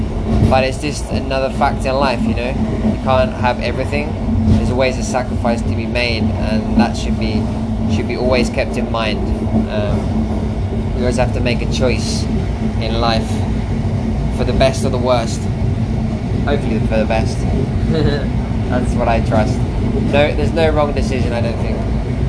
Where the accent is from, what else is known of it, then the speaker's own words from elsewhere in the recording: Spain; moved away; I'm going to be arriving late in Spain, in my hometown. I'm super excited because I'm visiting my parents, my brothers.